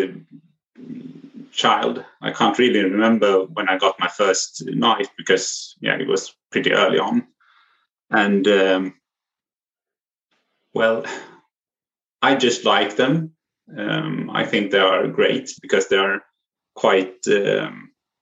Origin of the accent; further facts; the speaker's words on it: near Mora, Dalarna County, Sweden; I grew up pretty close to Mora, but not in Mora. But I was born in Mora Hospital